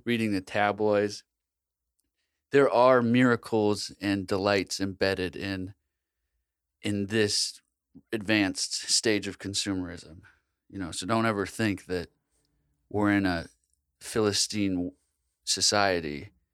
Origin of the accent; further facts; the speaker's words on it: United States; I'm an American